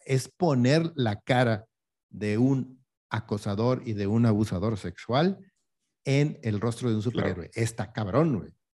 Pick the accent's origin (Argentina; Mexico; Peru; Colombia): Mexico